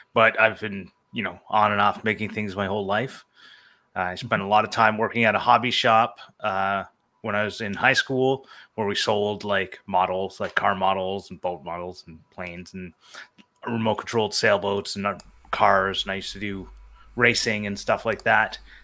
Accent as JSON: {"language": "English", "country": "Canada", "said": "I'm from Canada. For those who don't know, uh, I live in the the great country of Canada"}